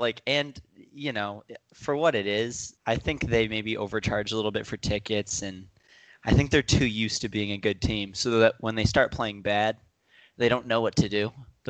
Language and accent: English; Toronto, Ontario, Canada; now in Ottawa, Canada; Oh, I grew up in Toronto. I only moved to Ottawa when I think I was 19. And I moved there for college, and that's how I met the guys. But yeah, I grew up in Toronto my whole life.